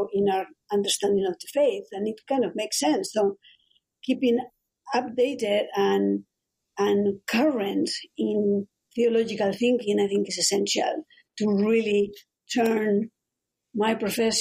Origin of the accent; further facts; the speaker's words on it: Madrid, Community of Madrid, Spain; moved away as an adult; also born or lived in Los Angeles, United States; now in Ohio, United States; I'm from Madrid